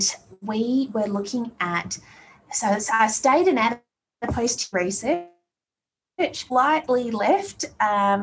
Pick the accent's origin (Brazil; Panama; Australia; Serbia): Australia; also born or lived in Colorado; as an Aussie being used to being by the beach